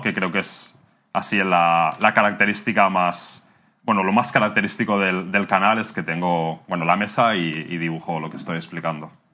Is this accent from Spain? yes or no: yes; near Barcelona, Catalonia, Spain; moved away as an adult; now in Bangkok, Thailand; Soy de cerca de Barcelona. Soy catalán.